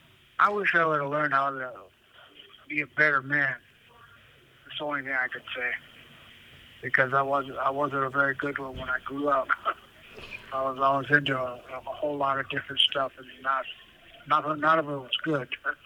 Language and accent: English; Wisconsin, United States; I'm from Wisconsin. My tribe's located near Green Bay, Wisconsin.